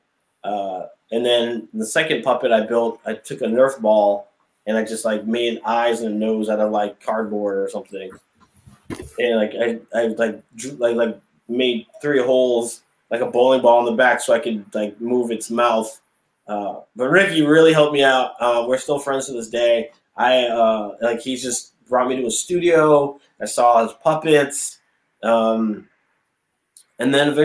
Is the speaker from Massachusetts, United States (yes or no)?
yes; Springfield, Massachusetts, United States; also born or lived in Connecticut / Westfield, Massachusetts / Los Angeles / Las Vegas; So I'm originally from Springfield, Massachusetts. That's where I currently am now.